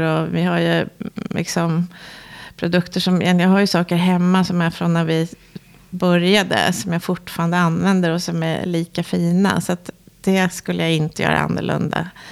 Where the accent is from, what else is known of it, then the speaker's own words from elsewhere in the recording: Sweden; vi svenskar